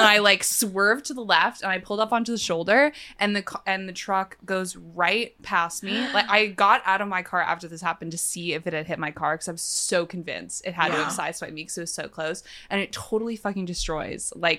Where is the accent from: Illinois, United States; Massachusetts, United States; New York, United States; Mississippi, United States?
New York, United States; I'm from New York.